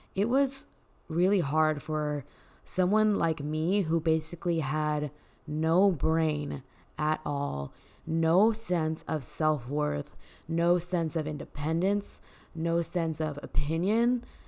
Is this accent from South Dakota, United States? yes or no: no; Dallas, Texas, United States; born and raised in Dallas, Texas